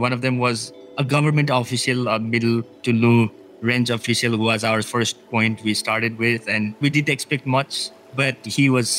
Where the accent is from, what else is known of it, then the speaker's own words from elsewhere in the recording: Nepal; Actually not, because the world for you was these bounds, that little valley that was a world enough in itself.